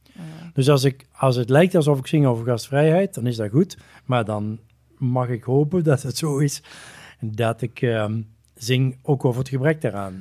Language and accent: Dutch; North Brabant, Netherlands; moved away; ik ben misschien wel uit Brabant, maar Brabant is niet uit mij